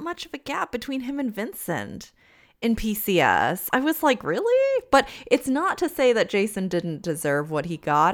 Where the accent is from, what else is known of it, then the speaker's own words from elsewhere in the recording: Canada; as a Canadian